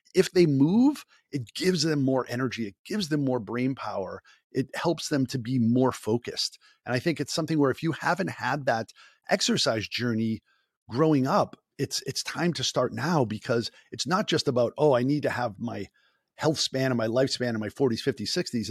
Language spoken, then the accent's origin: English; Boston, Massachusetts, United States; accent: Boston; my Boston accent